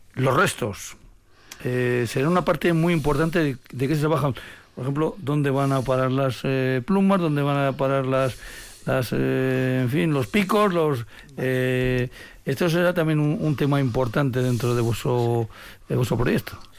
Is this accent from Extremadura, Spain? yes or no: no; Rioja Alavesa, Basque Country, Spain; yo como vengo de Rioja Jalabesa